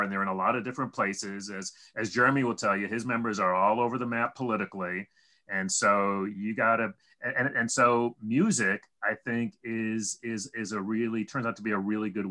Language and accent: English; upstate New York, United States; my hometown and up in upstate New York